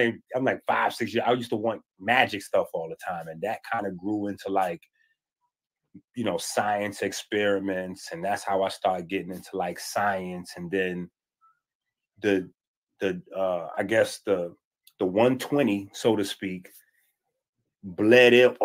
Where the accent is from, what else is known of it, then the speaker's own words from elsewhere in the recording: New York City, New York, United States; also born or lived in Harlem, New York; I grew up half in, I would say mostly in the Bronx, but I spent a lot of time in Harlem